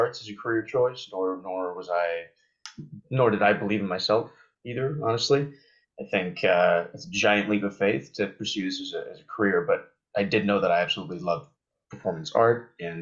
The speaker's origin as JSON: {"language": "English", "town": "Banff", "region": "Alberta", "country": "Canada", "tie": "born or raised there", "also_born_or_lived": "Calgary, Alberta", "said": "I grew up in Canada. For those who don't know, I grew up in Banff, which is a very touristy spot in Canada"}